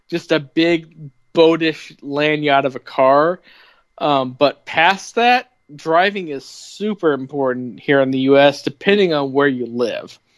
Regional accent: Bloomington, United States; I grew up in Bloomington mostly. I mean, I lived in four different cities before I was 12, but I consider Bloomington where I grew up.

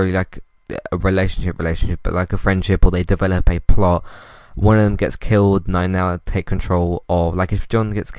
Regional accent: United Kingdom; As a British person myself

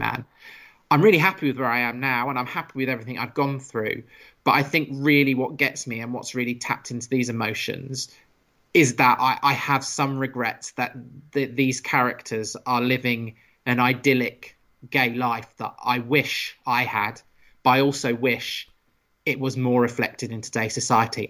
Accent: United Kingdom; being a British person as well and growing up in the British school system

